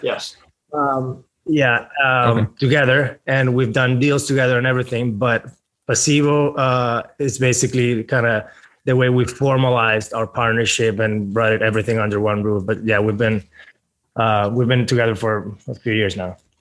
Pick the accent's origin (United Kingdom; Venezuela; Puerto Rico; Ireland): Venezuela; now in Miami, United States; I'm originally from Venezuela. Moved to the United States in 2010 with my family